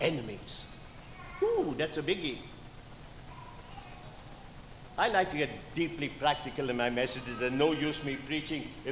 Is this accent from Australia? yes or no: no; India; also born or lived in Missouri, United States; now in United States; I'm an Indian citizen, no longer